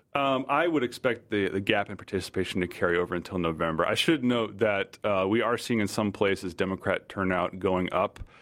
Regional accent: Virginia, United States; my home state of Virginia

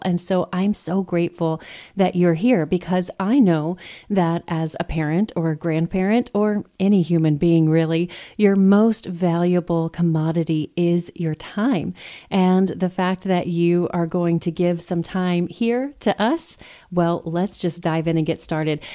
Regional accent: Texas, United States; I'm from Texas

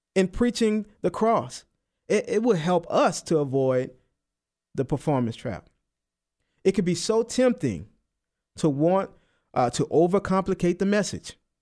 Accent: New Orleans, Louisiana, United States; I'm from New Orleans. I don't enunciate, you know? My T's, they sound like D's

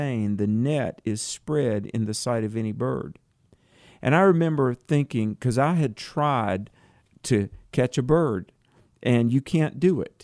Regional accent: North Carolina, United States; I was a little farm boy growing up in North Carolina

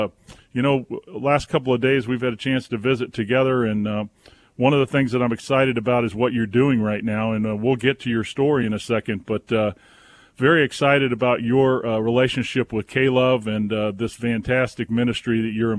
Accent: Wilmington, North Carolina, United States; my hometown of Wilmington, North Carolina

